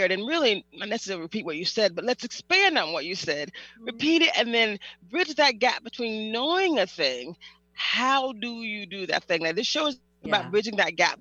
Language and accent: English; the South, United States; I'm from the South